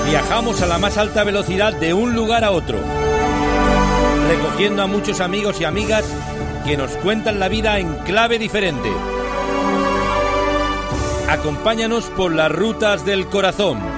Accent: Spain; nos pasa a los, a los españoles que cuando escuchamos un tango parece que nosotros somos argentinos también?

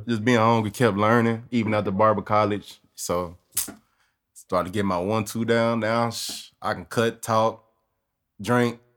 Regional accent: Austin, Texas, United States; Born and raised

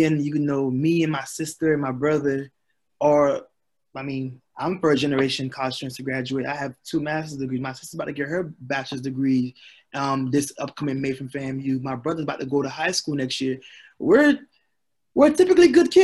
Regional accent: Haiti; now in United States; I'm from Haiti. We had a great job. My dad worked at a port.

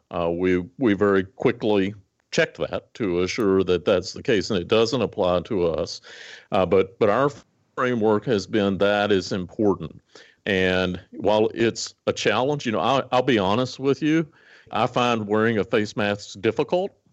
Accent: Botetourt County, Virginia, United States; now in Lincoln, United States; my first day to get on the school bus to go to the public school in Botetourt County, Virginia, in Western Virginia

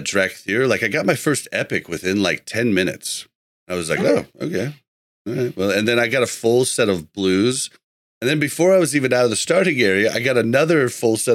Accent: Midwest, United States; I'm from the Midwest

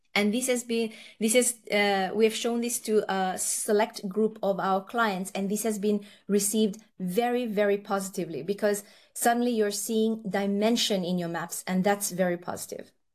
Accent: Fiji; also born or lived in Nepal; now in Norway; I was born in Nepal. Uh, both my parents are Nepalese, and then I've gone and uh, my par- parents went to uh, Fiji uh, from Nepal when I was quite young. So I've grown up in Fiji

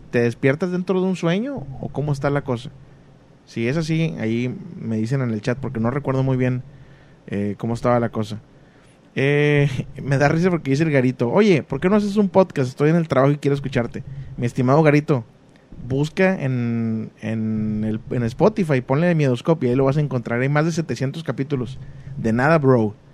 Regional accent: Chetumal, Quintana Roo, Mexico; La chetumaleña, soy la de Chetumal, Quintana Roo

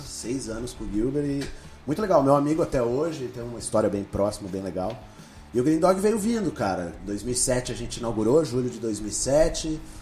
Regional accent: São Paulo, Brazil; moved away as an adult; now in Curitiba, Brazil; Eu era sou paulista

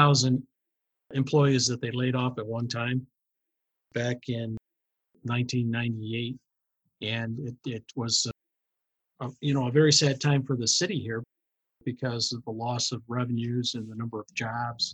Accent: Rochester, New York, United States; I have always been a resident of Rochester, New York, and I went to grammar, high school, and college here locally.

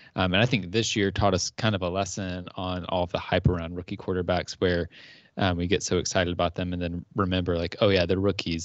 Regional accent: Georgia, United States; now in North Carolina, United States; I grew up in Georgia, so I'm a Falcons fan, but I live in North Carolina now

